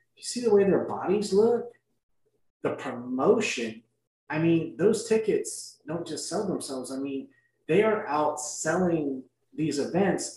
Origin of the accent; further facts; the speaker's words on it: San Antonio, Texas, United States; also born or lived in Austin / Los Angeles / Laredo; born and raised in San Antonio, and I lived in Austin and Los Angeles, lived in Laredo